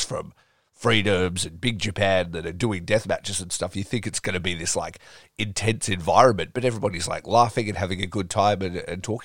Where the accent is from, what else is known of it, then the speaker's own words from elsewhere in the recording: Australia; I'm obviously from Australia